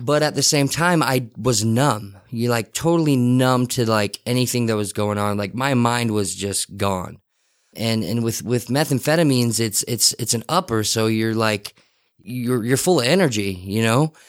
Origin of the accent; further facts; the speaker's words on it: Salt Lake City, Utah, United States; the Rose Park area was kind of my, was kind of where I was born and raised